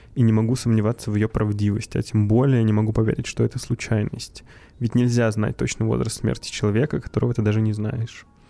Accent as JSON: {"language": "Russian", "town": "Tolyatti", "region": "Samara Oblast", "country": "Russia", "tie": "born or raised there", "moved": "yes", "said": "Я из Тольятти"}